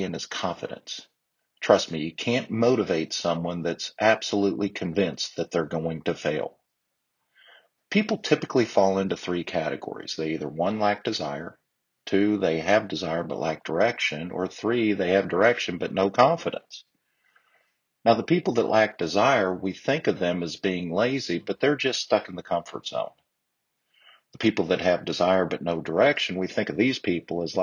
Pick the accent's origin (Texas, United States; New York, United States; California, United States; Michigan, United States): Texas, United States; I'm a Texan